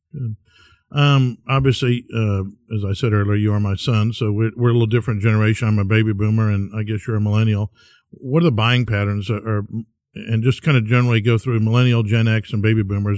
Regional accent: Bellaire, Texas, United States; I grew up in Bel Air

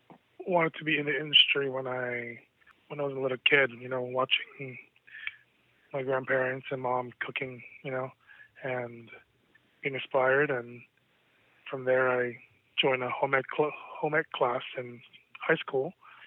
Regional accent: Philippines; Yeah, you know, being Filipino, food was always, you know, on the table

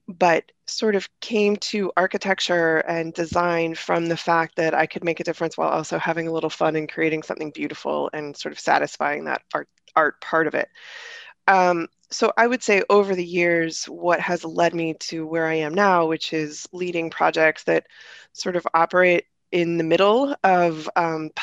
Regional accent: Northeast Ohio, United States; I grew up in Northeast Ohio

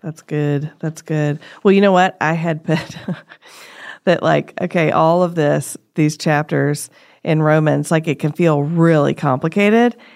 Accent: United States; as an American

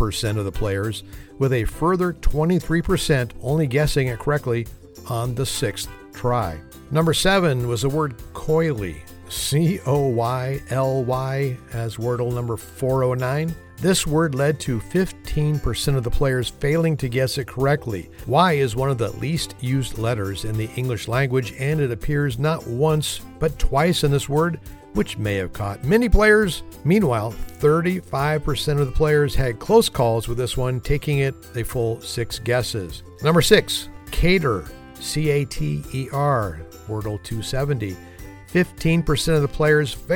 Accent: Alameda County, California, United States; where I grew up. It's my hometown in Alameda County, California

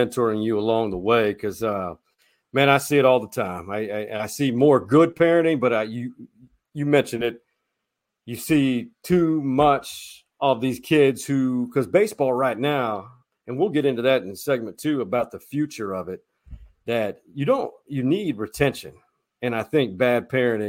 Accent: Austin, Texas, United States; us young kids growing up in Austin

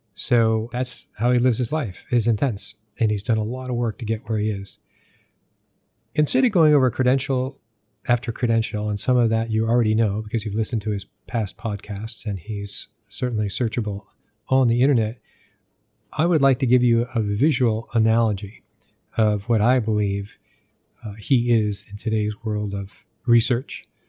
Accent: New Hampshire, United States; I grew up in New Hampshire

